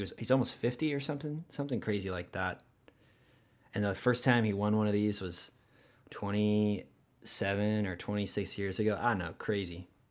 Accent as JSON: {"language": "English", "town": "Huntington Beach", "region": "California", "country": "United States", "tie": "born or raised there", "accent": "rad accent", "said": "Hometown is Huntington Beach"}